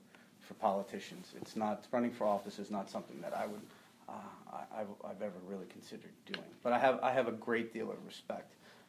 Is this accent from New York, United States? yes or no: yes; Westchester County, New York, United States; I'm from Westchester County, New York.